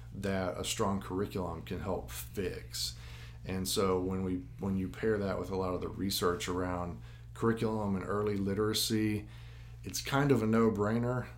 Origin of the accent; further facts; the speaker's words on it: Jackson, Tennessee, United States; I grew up in the system, attended schools in Jackson all the way up